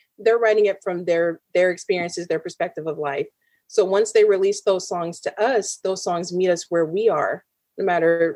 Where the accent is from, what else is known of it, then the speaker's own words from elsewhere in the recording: California, United States; being from California